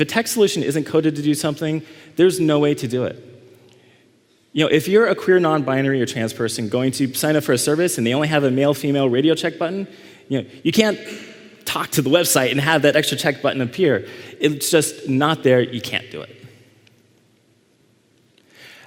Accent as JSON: {"language": "English", "town": "Dallas", "region": "Texas", "country": "United States", "tie": "born or raised there", "said": "Dallas, my hometown, I grew up in Dallas"}